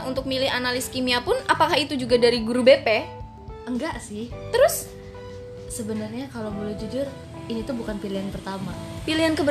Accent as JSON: {"language": "Indonesian", "region": "Bali", "country": "Indonesia", "tie": "born there", "said": "saya lahir di Bali, terus sering main ke sana."}